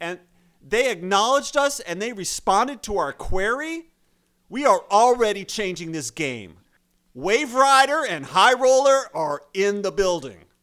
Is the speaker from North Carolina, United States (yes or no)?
yes; Chapel Hill, North Carolina, United States; we grew up in Chapel Hill in Orange County, which is, uh, home of the Research Triangle